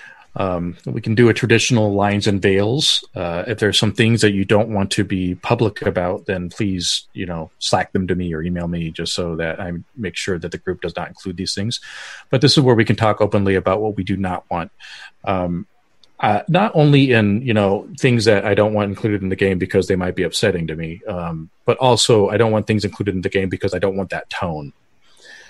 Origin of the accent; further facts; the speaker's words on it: Denver, Colorado, United States; I grew up in Colorado